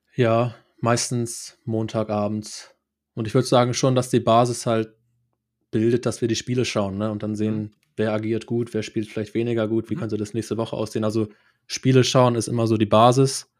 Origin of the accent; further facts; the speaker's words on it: Schleswig-Holstein, Germany; moved away as an adult; also born or lived in Cologne; ich komme ursprünglich aus Schleswig-Holstein